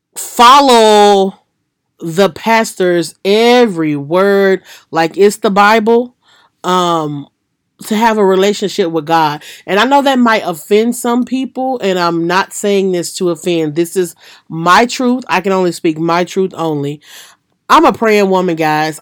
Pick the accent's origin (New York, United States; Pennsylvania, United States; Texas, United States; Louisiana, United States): Louisiana, United States; in Louisiana, my hometown, and then in Mississippi